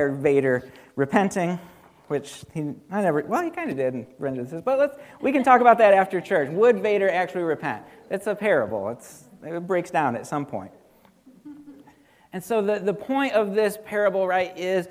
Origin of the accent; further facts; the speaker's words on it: Dalton, United States; now in Vandalia, United States; I grew up in Dalton on this little farm